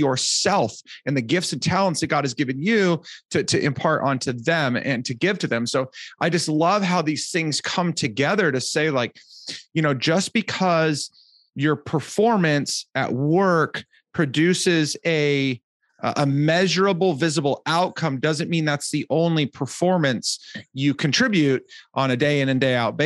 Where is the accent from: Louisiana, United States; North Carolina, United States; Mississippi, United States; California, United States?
California, United States; Southern; I'm from Southern California